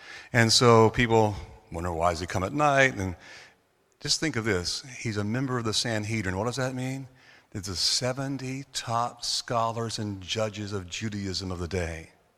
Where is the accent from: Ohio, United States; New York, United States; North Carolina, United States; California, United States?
North Carolina, United States; now in Orlando, United States; I grew up in North Carolina. I was born here in Orlando, but I grew up in North Carolina.